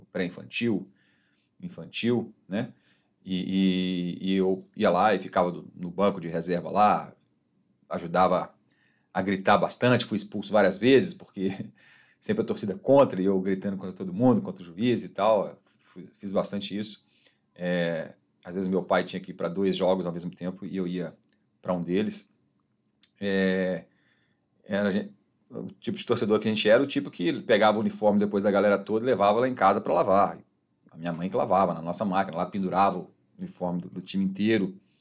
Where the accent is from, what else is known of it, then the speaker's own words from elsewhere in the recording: Ouro Branco, Minas Gerais, Brazil; also born or lived in Belo Horizonte; eu sou de BH, é, nasci em BH, fiquei até os 5 anos, aí eu fui para Ouro Branco